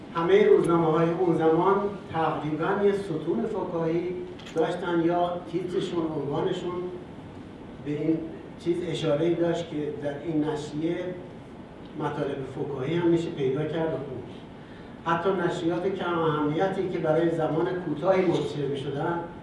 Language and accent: Persian; Iran; ما ایرانی هستیم